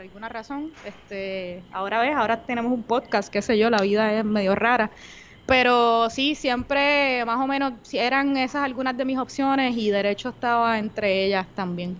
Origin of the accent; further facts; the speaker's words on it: Bayamón, Puerto Rico; also born or lived in Comerío, Puerto Rico; Soy de Bayamón, Puerto Rico